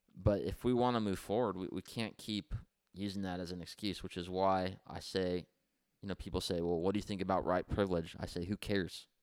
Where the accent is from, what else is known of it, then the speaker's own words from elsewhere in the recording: Santa Maria, California, United States; we grew up here in Santa Maria